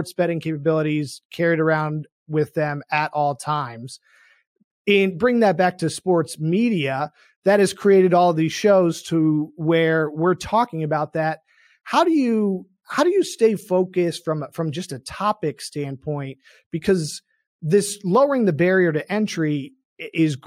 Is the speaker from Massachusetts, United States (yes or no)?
yes; Boston, Massachusetts, United States; I grew up in Boston